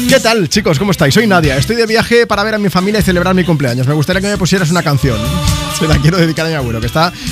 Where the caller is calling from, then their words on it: Madrid, Community of Madrid, Spain; Hola Juanma … de Madrid y me gustaría dedicar una canción a mi amiga Euge